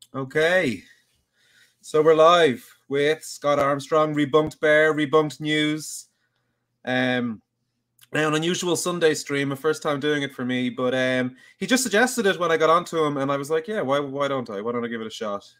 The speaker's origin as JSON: {"language": "English", "town": "Dublin", "region": "Leinster", "country": "Ireland", "said": "I'm from Dublin"}